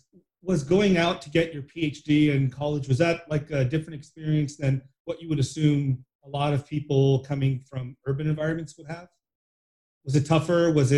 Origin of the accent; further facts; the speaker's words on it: United States; also born or lived in Chennai, India; mom was born in somewhere close to Tirunelveli. And I was born in Madras, but I lived all my life in the US in pretty much an urban or suburban environment.